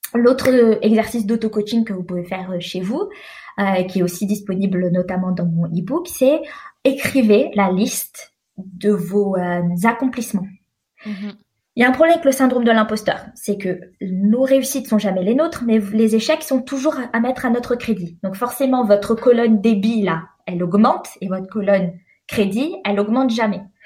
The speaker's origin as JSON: {"language": "French", "country": "France", "also_born_or_lived": "Algeria (parents)", "moved": "yes", "lives_now": "Sweden", "said": "je suis française et à l'heure actuelle, je vis en Suède"}